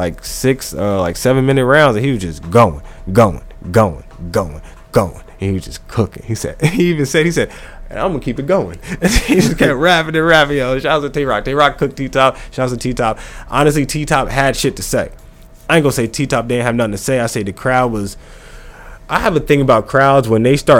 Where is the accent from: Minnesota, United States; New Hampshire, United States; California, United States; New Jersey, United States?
New Jersey, United States; It's Jersey. I'm from Jersey